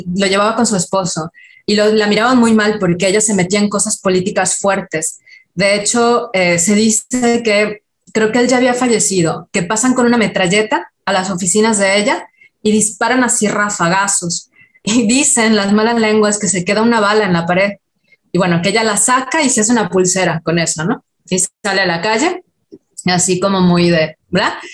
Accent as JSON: {"language": "Spanish", "region": "Yucatán", "country": "Mexico", "accent": "Yucatecan", "said": "yo soy de Yucatán, entonces eh, el, típico estereotipo con el acento yucateco"}